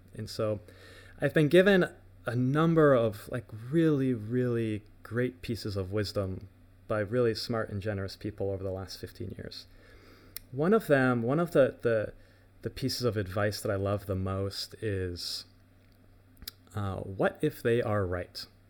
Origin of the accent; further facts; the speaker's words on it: United States; as an American